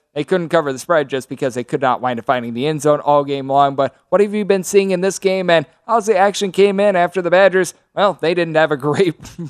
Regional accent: Wisconsin, United States; We've got New Mexico State versus Wisconsin. That is my home state.

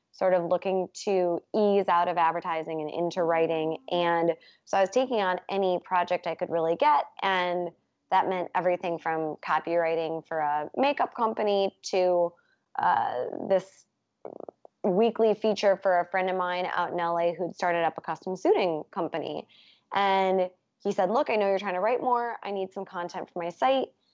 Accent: Midwest, United States; moved away as an adult; now in New York, United States; I'm from the Midwest originally

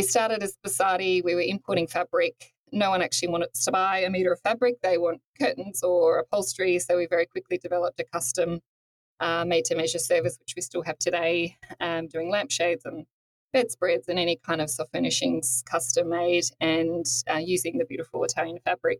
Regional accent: Toowoomba, Queensland, Australia; moved away as an adult; now in Sydney, Australia; I grew up in Toowoomba, up in Queensland

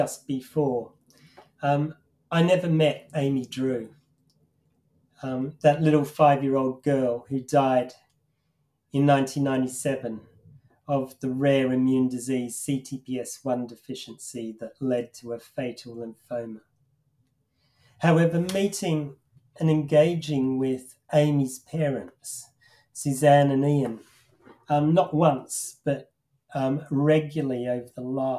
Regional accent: Australia; now in Manchester, United Kingdom; I used to watch a children's television program when I was growing up in Australia

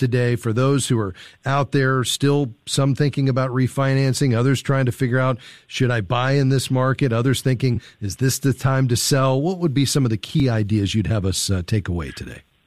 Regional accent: Fort Lauderdale, Florida, United States; my hometown uh, where I grew up, Fort Lauderdale, Florida.

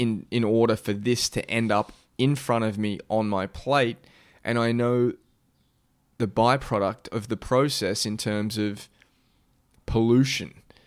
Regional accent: Australia; being an Aussie

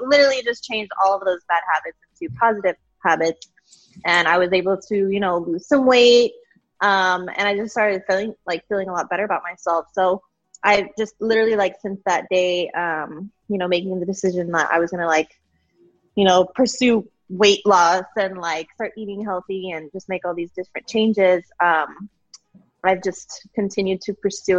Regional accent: Colorado, United States; moved away as an adult; now in McAllen, United States; I am from Colorado. I live in Texas now

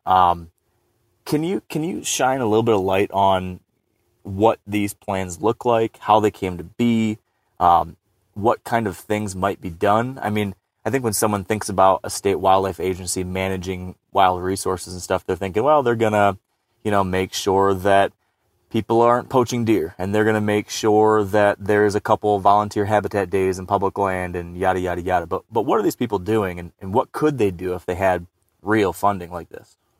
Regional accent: Michigan, United States; my home state of Michigan

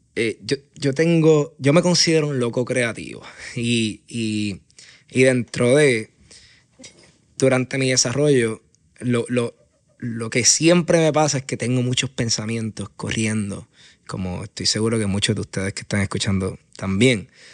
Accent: Aguadilla, Puerto Rico; moved away as an adult; now in San Juan, Puerto Rico; Yo me considero un puertorriqueño y, y aguadillano de pura cepa.

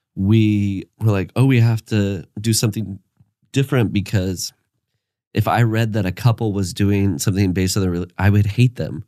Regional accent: Iowa, United States; I'm from Iowa

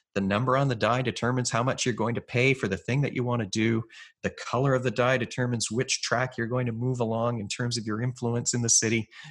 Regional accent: Canada; I'm a Canadian psychologist

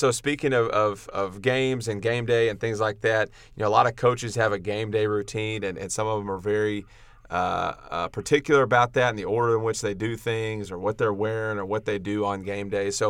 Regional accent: Kerrville, Texas, United States; you know I came from from Kerrville, where uh, you know.

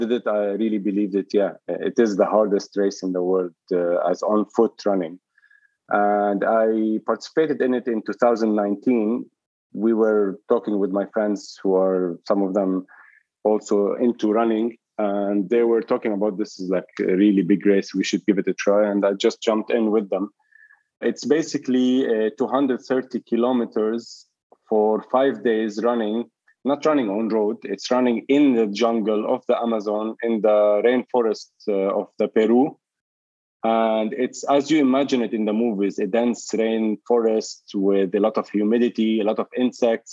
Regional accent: Zahle, Beqaa, Lebanon; moved away as an adult; also born or lived in Sydney, Australia; now in Dubai, United Arab Emirates; I'm from Lebanon, from Zahle, and it's like a city in the mountains, more like a big village or let's say a small city. And I lived there till I was like 17, 18, almost 99% of my time

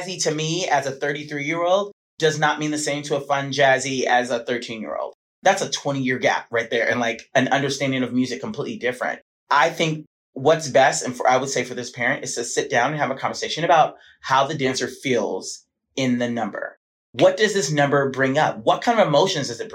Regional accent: Los Angeles, California, United States; also born or lived in Atlanta, Georgia / San Diego; raised in Los Angeles

